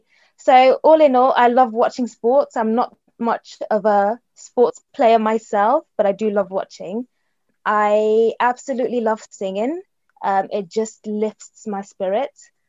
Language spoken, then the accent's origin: English; London, United Kingdom; born there; also born or lived in Nigeria; I was born in London, but I have lived in Nigeria. So just before I turned 9 years old, my mum took my siblings and I to Nigeria